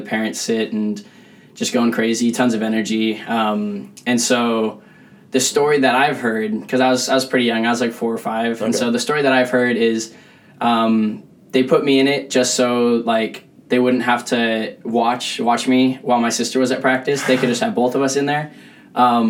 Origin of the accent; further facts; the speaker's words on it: Chino Hills, California, United States; I'm from Chino Hills, California, down in Orange County area